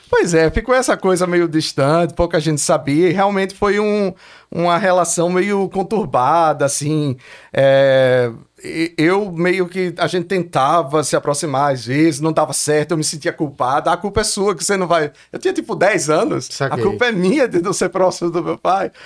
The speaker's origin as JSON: {"language": "Portuguese", "town": "Olinda", "region": "Pernambuco", "country": "Brazil", "tie": "born or raised there", "also_born_or_lived": "Recife, Brazil / Los Angeles, United States", "moved": "as an adult", "said": "Nasci em Recife, Fosse mas morei, cresci, nasci, cresci, ou oh, cresci em Olinda"}